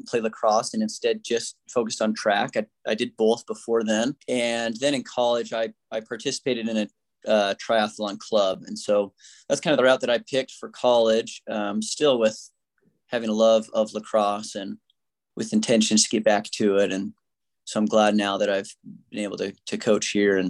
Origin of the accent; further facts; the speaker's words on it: Denver, Colorado, United States; I grew up in Colorado. So I grew up just Denver.